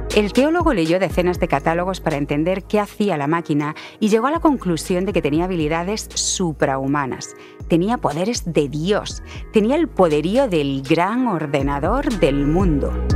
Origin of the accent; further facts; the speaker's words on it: Spain; en España le decimos ordenador